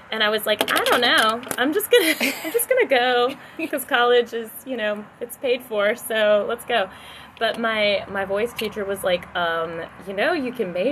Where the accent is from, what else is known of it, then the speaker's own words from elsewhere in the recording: Louisiana, United States; my voice teacher, it was down in Louisiana. Okay. In my hometown, you know, I had no idea what I wanted to do with my life whatsoever.